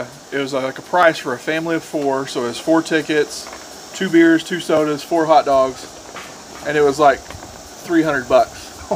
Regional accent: Arkansas, United States; When growing up in Arkansas, we didn't have a pro team.

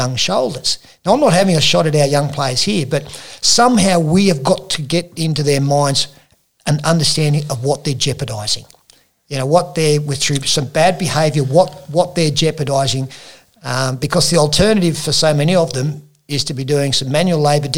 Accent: Wagga Wagga, New South Wales, Australia; When I grew up in Wagga

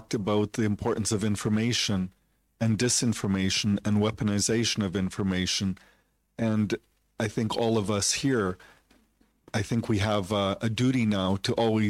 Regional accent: Canada; I grew up in Canada

